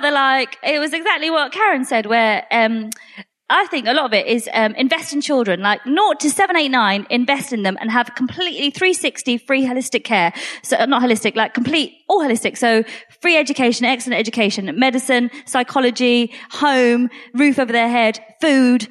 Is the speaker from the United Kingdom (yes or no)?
yes; United Kingdom; I'm British. I'm not Polish. I'm British.